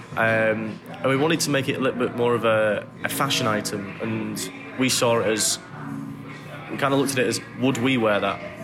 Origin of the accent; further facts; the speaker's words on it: England, United Kingdom; also born or lived in Manchester; growing up in England was uh, quite weird experience to start with. As like I came uh, similar to Josh and Dom, came from a little small town where nothing really happened